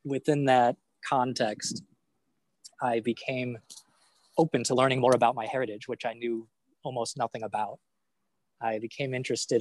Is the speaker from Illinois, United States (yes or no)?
yes; Highland Park, Illinois, United States; We did belong to a Reform synagogue when I was growing up in Highland Park